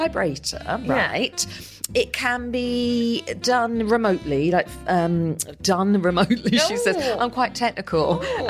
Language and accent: English; United Kingdom; accent: British; because I'm British.